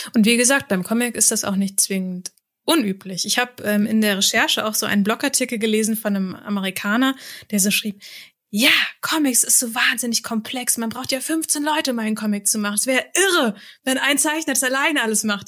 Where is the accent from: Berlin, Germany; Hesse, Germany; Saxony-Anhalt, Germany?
Hesse, Germany; Rheingau; im Rheingau, da wo ich herkomme